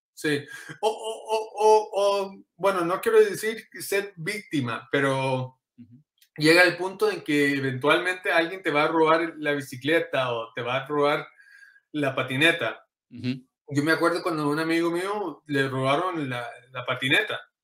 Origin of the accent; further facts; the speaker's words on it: Inglewood, California, United States; also born or lived in Costa Rica; soy de acá, de Los Ángeles, California. Eh, eh, en realidad enfocado sería Inglewood, California.